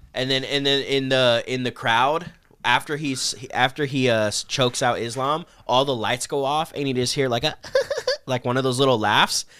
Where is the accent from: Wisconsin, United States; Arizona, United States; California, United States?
Arizona, United States; I'm from Arizona